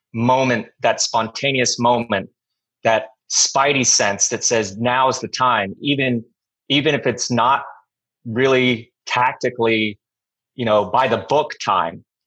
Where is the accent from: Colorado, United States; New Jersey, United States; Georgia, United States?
Colorado, United States; first language English; moved away; also born or lived in Lake Tahoe / Northern California / Europe; I'm from Colorado